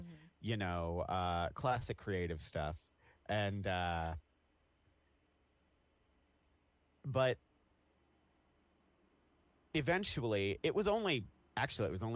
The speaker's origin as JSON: {"language": "English", "town": "Atchison", "region": "Kansas", "country": "United States", "tie": "born or raised there", "said": "I grew up in a small town in Kansas. Oh, it's called Atchison"}